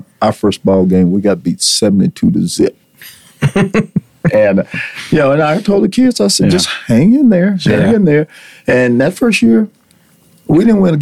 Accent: Borger, Texas, United States; also born or lived in Laneville, Texas; I was born in Laneville, Texas, and we moved to here. We moved to Borger when I was about 5 years old.

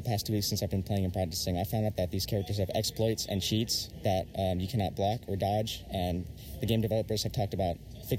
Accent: Japan; also born or lived in Germany; Growing up in Japan, I grew up in Japan since I was a kid.

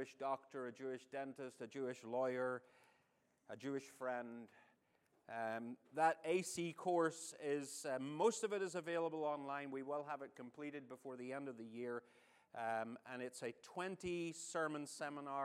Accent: Northern Ireland, United Kingdom; now in United States; I'm not your favorite Irishman. Northern Irishman. There is a distinction

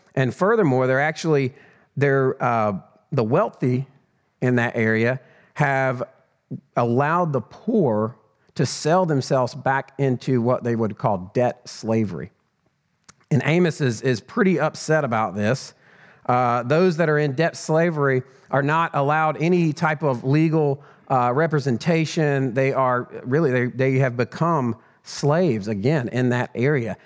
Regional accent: Northwest Georgia, United States; also born or lived in Mexico / New Mexico; I grew up in, uh, a bit of a small town in Northwest Georgia

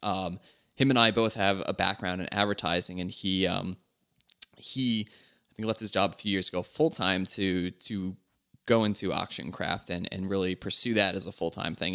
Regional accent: Philadelphia, Pennsylvania, United States; I'm from Philly

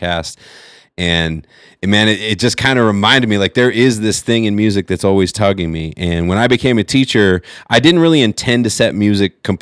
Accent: California, United States; I grew up in California

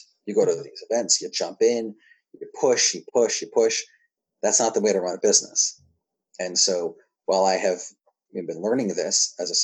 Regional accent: New Hampshire, United States; I'm also from New Hampshire

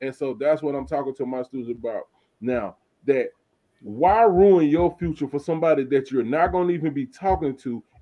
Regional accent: Montgomery, United States; I'm from Montgomery

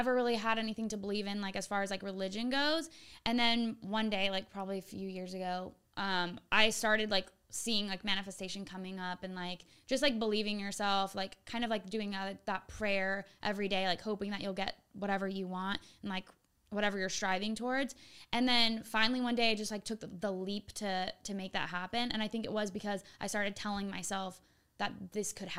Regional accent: California, United States; moved away; I'm from California

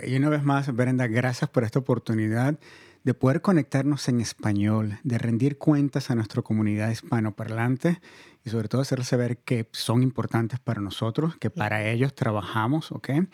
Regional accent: Venezuela; moved away; Venezuela, de donde yo soy originario

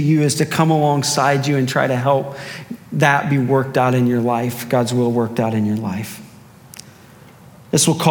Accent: Cardinal country, Midwest, United States; I grew up in Cardinal country

